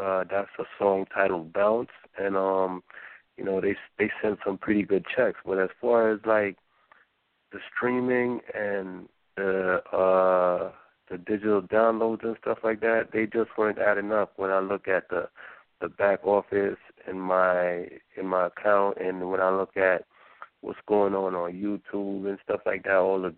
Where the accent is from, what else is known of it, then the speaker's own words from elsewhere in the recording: Waterford, Jamaica; also born or lived in Brooklyn, New York; now in New York, United States; I grew up in Waterford